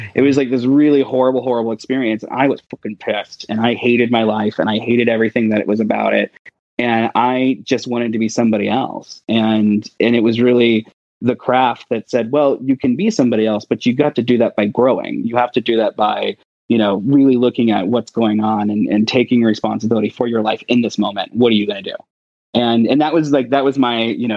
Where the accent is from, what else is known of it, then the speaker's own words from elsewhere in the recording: Brown County, Ohio, United States; We were very poor, growing up in Brown County, Ohio.